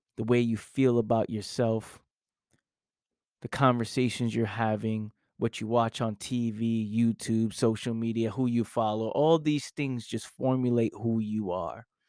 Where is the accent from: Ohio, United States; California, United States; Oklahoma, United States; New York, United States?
New York, United States; New York City; I grew up in the Bronx, New York